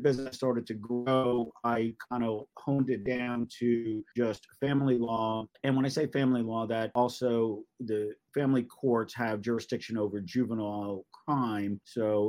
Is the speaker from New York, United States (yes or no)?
yes; Great Neck, New York, United States; now in Charleston, United States; I'm originally from Great Neck, Long Island